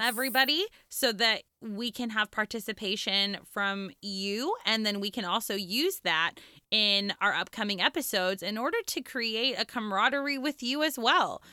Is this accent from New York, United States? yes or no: no; Santa Clarita, California, United States; I grew up in Southern California. I grew up in the Santa Clarita Valley, which at the time was very tiny and now is kind of a thing, but it's a suburb of Los Angeles